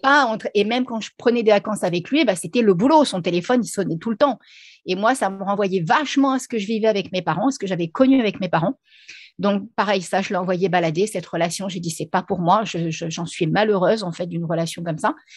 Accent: Reims, Grand Est, France; moved away as an adult; now in La Réunion, France; je suis originaire de Reims à la base, hein, même si maintenant je suis à La Réunion, mais je suis originaire de Reims.

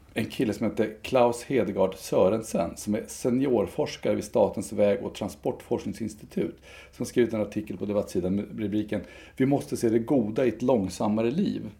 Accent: Enköping, Uppsala County, Sweden; kyrkan i Enköping där jag växte upp

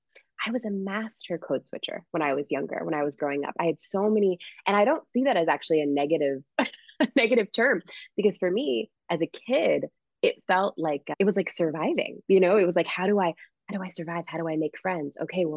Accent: Springfield, Massachusetts, United States; we were the only Haitian French Canadian family. anywhere from what I could see in my hometown of Springfield, Massachusetts. It was very, very Irish, Catholic, Puerto Rican area when I was growing up.

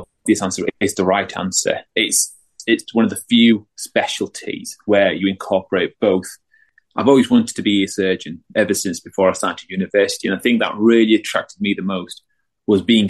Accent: Bradford, Yorkshire and the Humber, United Kingdom; now in Merseyside, United Kingdom; I'm from Bradford

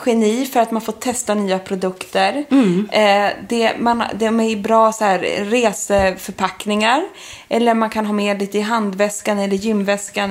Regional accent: Stockholm, Stockholm County, Sweden; also born or lived in London; Vi skulle ha julbröllop hemma i Stockholm

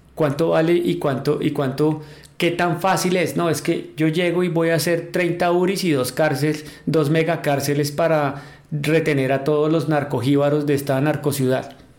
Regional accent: Colombia; nos íbamos los colombianos

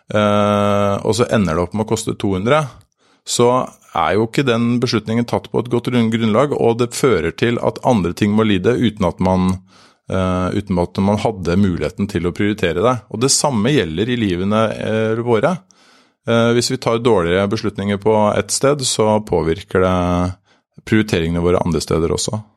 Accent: Drøbak, Akershus, Norway; Jeg kommer fra Drøbak. Der har vi, der har vi nå et, en svømmehall

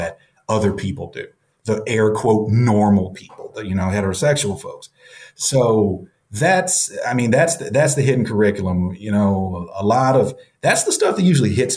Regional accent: the South, United States; I'm from the South too

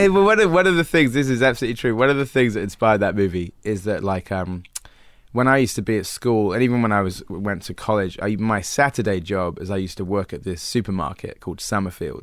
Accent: Wells, South West England, United Kingdom; moved away; I grew up there

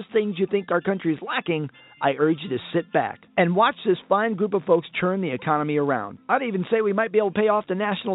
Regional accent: California, United States; as a Californian

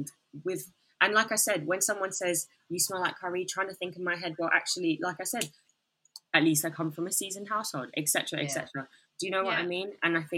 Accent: Bangladesh; because a lot of people don't think I'm from Bangladesh, et cetera, et cetera.

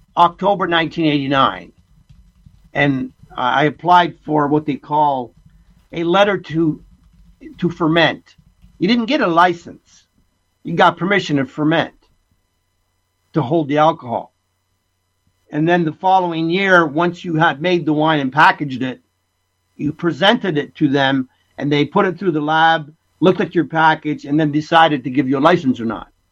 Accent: Essex County, Ontario, Canada; born or raised there; moved away as an adult; also born or lived in Italy; now in British Columbia, Canada

